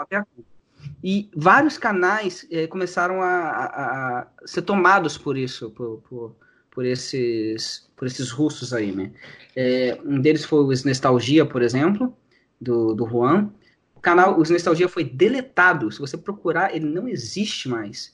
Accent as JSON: {"language": "Portuguese", "region": "Rio de Janeiro", "country": "Brazil", "said": "sou do Rio de Janeiro"}